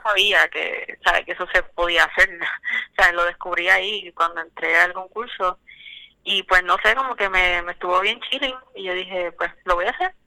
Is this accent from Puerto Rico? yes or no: yes; Puerto Rico; yo soy de Calle